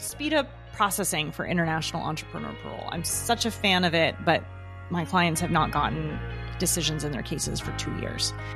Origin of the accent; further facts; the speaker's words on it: Southern California, United States; I was born in Southern California